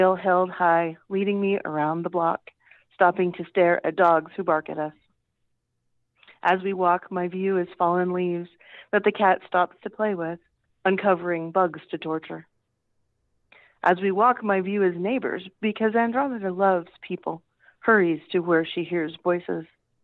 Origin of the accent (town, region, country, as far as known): Kansas, United States